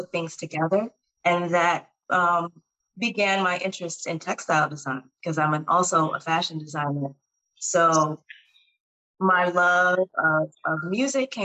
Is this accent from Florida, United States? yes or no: no; Detroit, Michigan, United States; I'm originally from Detroit, Michigan, so I'm from the Midwest